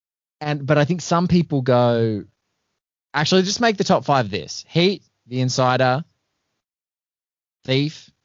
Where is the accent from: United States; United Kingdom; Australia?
Australia; as an Aussie